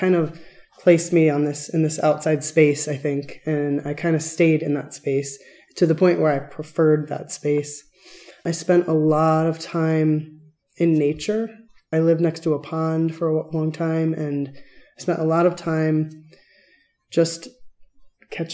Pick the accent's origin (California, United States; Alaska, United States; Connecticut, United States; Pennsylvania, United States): Connecticut, United States; Stratford; also born or lived in Bridgeport, Connecticut / Chicago, Illinois; now in Tucson, United States; I grew up in Connecticut, kind of on the coast. I was born in Bridgeport, sort of an industrial town, but my town was Stratford, a little bit further north